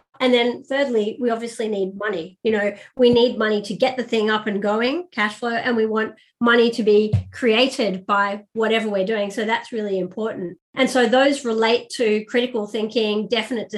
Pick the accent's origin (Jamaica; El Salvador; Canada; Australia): Australia; Sydney, New South Wales; moved away as an adult; also born or lived in Paris / London / Cairo / Abu Dhabi; I'm originally from Sydney, Australia